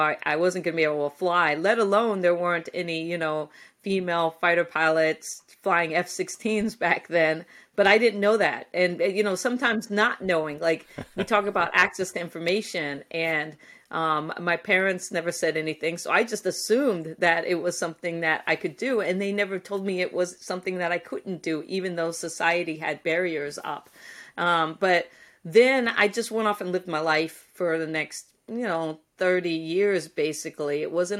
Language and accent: English; Guam; born there; You know, I was born on Guam because my dad was working at the NASA tracking station during the Apollo missions.